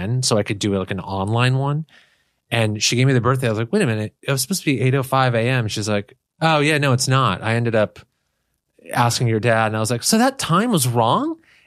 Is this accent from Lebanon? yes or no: yes; Beirut, Lebanon; moved away; I was born in Beirut